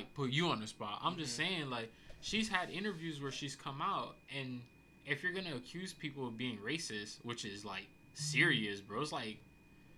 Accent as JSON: {"language": "English", "country": "United States", "said": "I'm an American"}